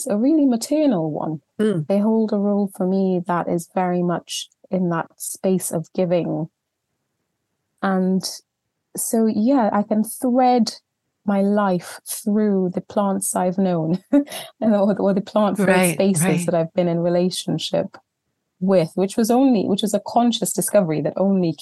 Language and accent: English; Trinidad & Tobago; moved away as an adult; now in England, United Kingdom; I was born in Trinidad and Tobago in the Caribbean just over 40 years ago now, and grew up there, had my whole childhood out there